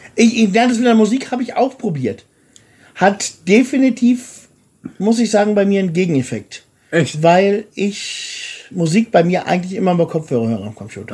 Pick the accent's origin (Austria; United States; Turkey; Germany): Germany; moved away as an adult; now in Bulgaria; als Deutscher